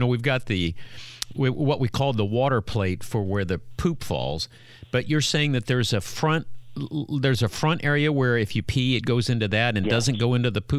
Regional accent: Indiana, United States; We're from Indiana.

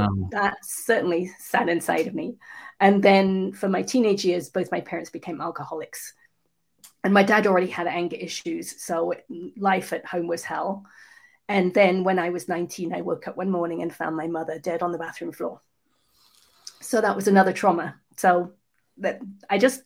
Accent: England, United Kingdom; I was actually conceived in New Zealand and then born in England.

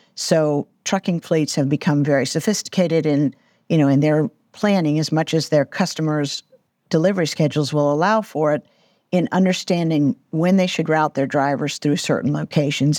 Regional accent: Atlanta, Georgia, United States; my hometown here in Atlanta

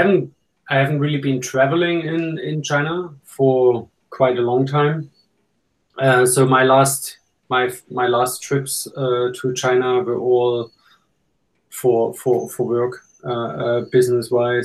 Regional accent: East Germany, Germany; moved away as an adult; also born or lived in Australia; now in Hong Kong; we are both from East Germany

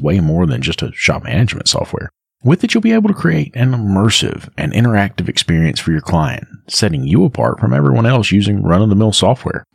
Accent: the South, United States; I'm from the South.

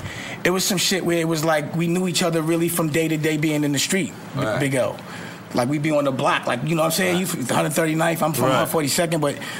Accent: New York City, New York, United States; I'm from Lenox

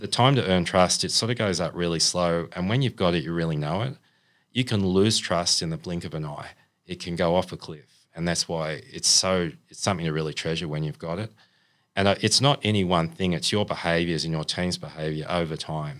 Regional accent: Sydney, New South Wales, Australia; moved away as an adult; also born or lived in China / Canberra / Queensland; from Sydney. I'm from the Northern Beaches. I was born in Manabar Hospital

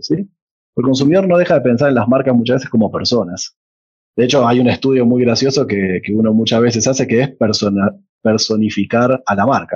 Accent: Argentina; moved away as an adult; now in Colombia; para un argentino

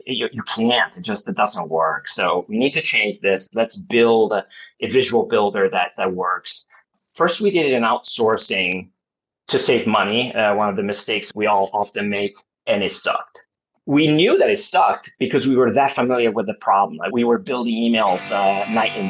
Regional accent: Milan, Lombardy, Italy; also born or lived in Los Angeles, United States; I grew up in Italy, in Milan

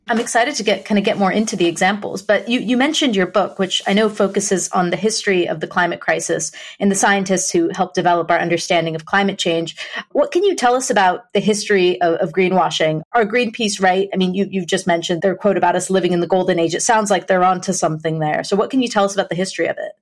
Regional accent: United States; myself growing up in the States

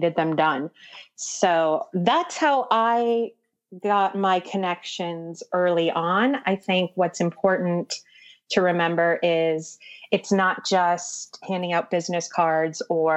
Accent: right outside the Twin Cities, Minnesota, United States; moved away; also born or lived in New York City; I grew up in Minnesota, right outside the Twin Cities

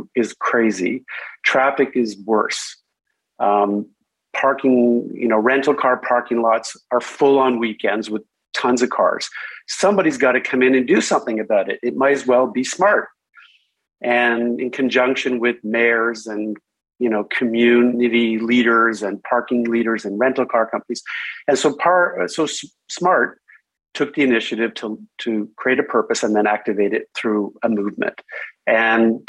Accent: Canada; moved away as an adult; also born or lived in Stockholm, Sweden; I grew up in, I was born in Canada, but I started my career in Stockholm, Sweden.

